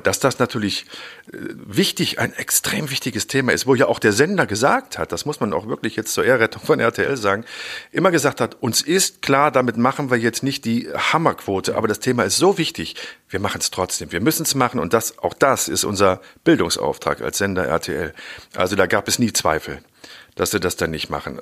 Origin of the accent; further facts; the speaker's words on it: Germany; bei uns in Deutschland